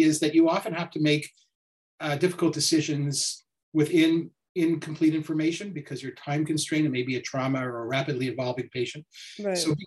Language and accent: English; Montreal, Quebec, Canada; also born or lived in Ohio; I grew up in Montreal, and so I've come back home to practice